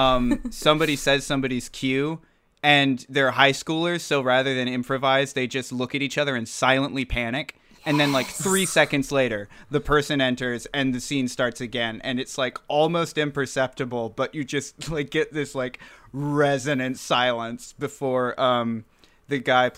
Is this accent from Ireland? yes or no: no; England, United Kingdom; Do you remember that I'm from England?